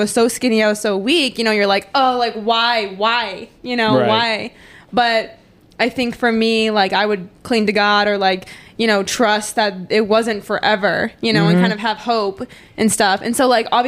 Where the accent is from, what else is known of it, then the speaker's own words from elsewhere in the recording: Green Bay, Wisconsin, United States; moved away as an adult; now in Springfield, United States; I'm from Green Bay, so I obviously came to college in Missouri. But before that, I even switched high schools when I was in Green Bay